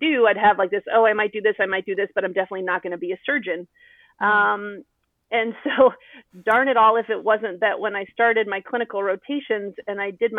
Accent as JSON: {"language": "English", "region": "Colorado", "country": "United States", "tie": "born or raised there", "also_born_or_lived": "Providence, Rhode Island / San Diego, California", "moved": "as an adult", "said": "I moved to Colorado when I was one, and I grew up in Colorado."}